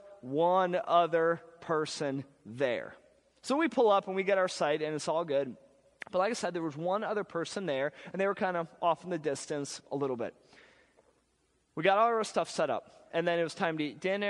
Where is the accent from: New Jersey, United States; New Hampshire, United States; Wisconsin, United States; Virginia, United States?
Wisconsin, United States; I'm from Wisconsin.